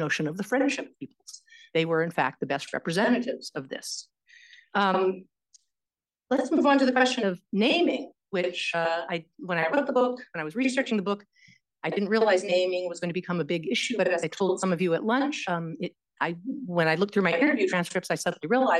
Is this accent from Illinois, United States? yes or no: no; California, United States; growing up in California